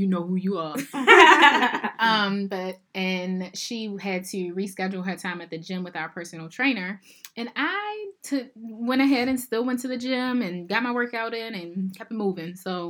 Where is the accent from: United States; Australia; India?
United States; I'm American.